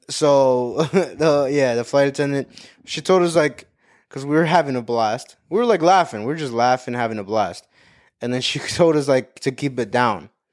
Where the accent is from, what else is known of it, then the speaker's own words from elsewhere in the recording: Cuba; We're both Cuban